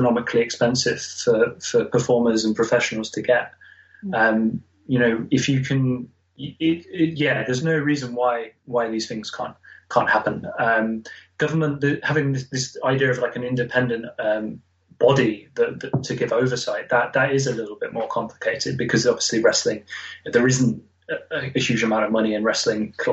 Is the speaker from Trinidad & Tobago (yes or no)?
no; Nottingham, East Midlands, United Kingdom; I'm from Nottingham. I live in Nottingham